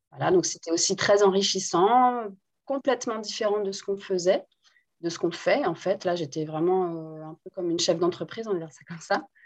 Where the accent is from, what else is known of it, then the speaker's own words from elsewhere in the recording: Guadeloupe; first language Guadeloupean Creole; French is a second language; also born or lived in France; je suis née en Guadeloupe et je parle très bien le créole. C'est entre guillemets, la première langue que j'ai parlé